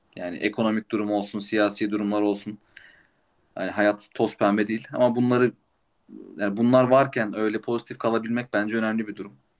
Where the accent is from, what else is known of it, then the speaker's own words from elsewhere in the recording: İzmir, Turkey; now in Munich, Germany; İzmir doğumluyum.